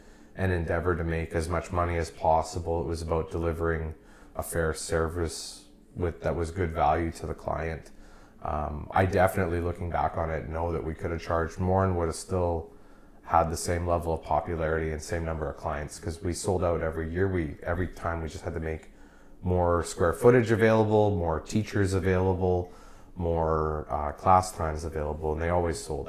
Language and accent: English; Oakbank, Manitoba, Canada; now in Winnipeg, Canada; I grew up in Oak Bank. So I was like a country boy.